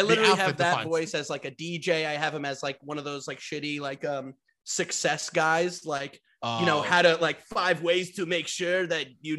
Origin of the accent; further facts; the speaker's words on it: Westchester, New York, United States; I'm from Westchester.